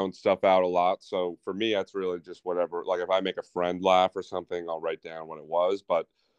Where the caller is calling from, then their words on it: New York City, New York, United States; New York City, Murray Hill.